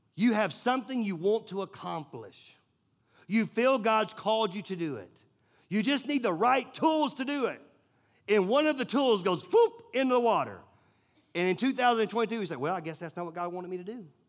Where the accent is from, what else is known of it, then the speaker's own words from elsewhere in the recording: Nashville, Tennessee, United States; I grew up in Nashville.